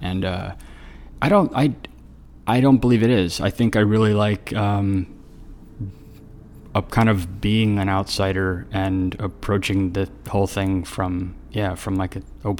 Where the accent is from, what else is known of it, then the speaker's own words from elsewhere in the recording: North Carolina, United States; also born or lived in San Diego / Colorado; now in Richmond, United States; primarily I grew up in North Carolina, but I was born in San Diego, and then I lived in Colorado for a little bit when I was a kid, and then, but primarily I grew up in North Carolina.